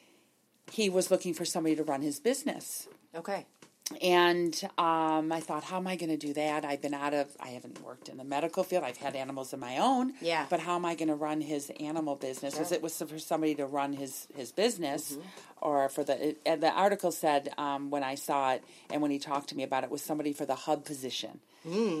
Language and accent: English; Oak Park, United States; We grew up in Oak Park.